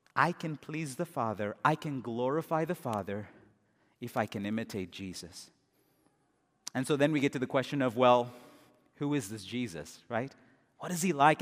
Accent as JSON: {"language": "English", "country": "India", "said": "as an Indian"}